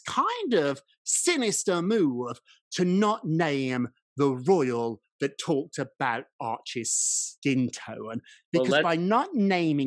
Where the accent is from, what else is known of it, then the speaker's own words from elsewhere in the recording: United Kingdom; moved away; also born or lived in United States; I'm British as well as American